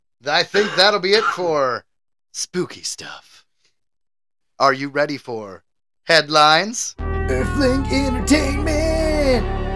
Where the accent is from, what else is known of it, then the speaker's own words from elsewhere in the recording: Michigan, United States; I grew up in Michigan, so we have the Great Lakes.